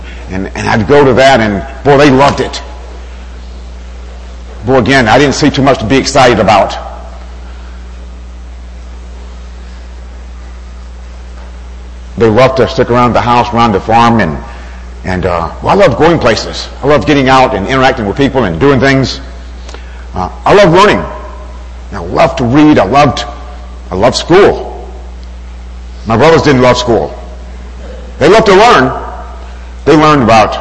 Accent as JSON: {"language": "English", "region": "Alabama", "country": "United States", "tie": "born or raised there", "said": "Growing up in Alabama, I was from a large family"}